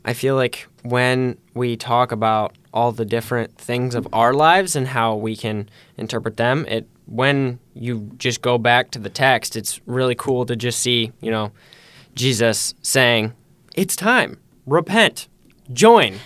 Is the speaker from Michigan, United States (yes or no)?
yes; Holland, Michigan, United States; I too have lived in Holland my whole life